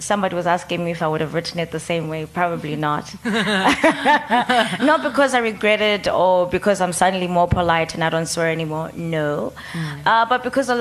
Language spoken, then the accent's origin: English; Soweto, Gauteng, South Africa; also born or lived in Cape Town; when I was 13, living in Soweto.